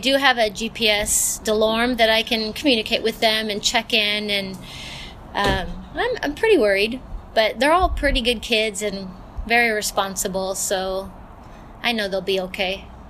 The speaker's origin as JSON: {"language": "English", "region": "Southern California", "country": "United States", "tie": "born or raised there", "moved": "as an adult", "lives_now": "Oregon, United States", "said": "I grew up actually in Southern California, and I moved to Oregon about 20 years ago, and I've been here ever since, and I couldn't imagine living anywhere else."}